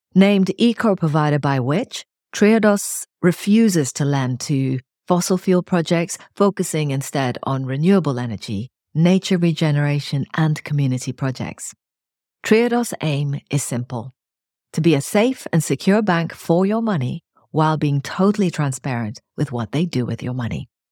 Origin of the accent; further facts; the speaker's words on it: Kenya; I was born into recently independent Kenya into the sort of optimism and the energy of that time. And almost as I started school